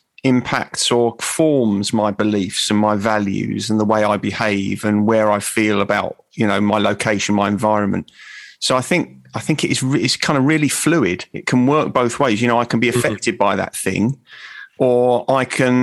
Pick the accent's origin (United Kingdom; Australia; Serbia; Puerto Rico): United Kingdom; England; I identify with St. George because I'm English, I was born in England.